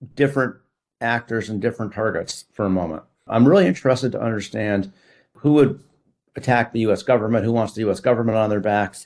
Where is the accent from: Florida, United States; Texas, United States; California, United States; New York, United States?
New York, United States; I'm a New Yorker